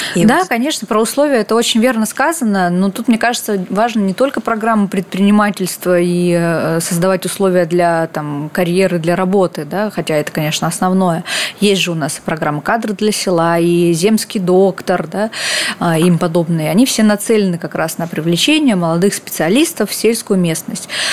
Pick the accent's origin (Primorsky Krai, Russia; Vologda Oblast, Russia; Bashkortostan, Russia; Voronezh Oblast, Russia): Primorsky Krai, Russia; Vladivostok; родилась во Владивостоке, это, конечно, не село и не маленький город, вполне себе большой, но регулярно в моем детстве мы ходили в театр имени Горького